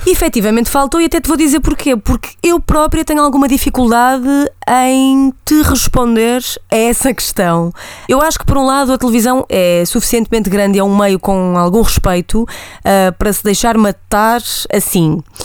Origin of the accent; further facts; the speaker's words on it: Santa Maria da Feira, Norte, Portugal; tens uma nortenha a falar contigo